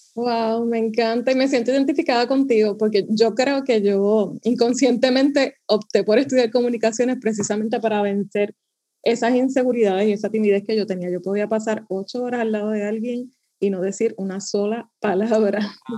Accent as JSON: {"language": "Spanish", "country": "Puerto Rico", "accent": "Puerto Rican", "said": "como buena boricua"}